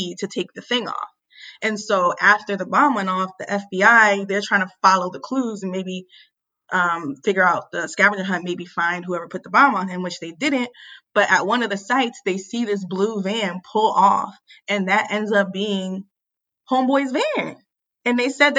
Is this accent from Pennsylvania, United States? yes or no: yes; Philadelphia, Pennsylvania, United States; I'm from Philly.